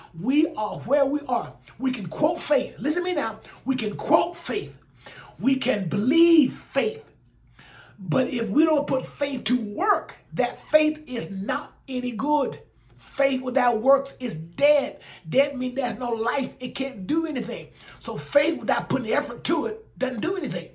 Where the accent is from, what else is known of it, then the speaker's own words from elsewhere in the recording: Alabama, United States; in Alabama, in my home state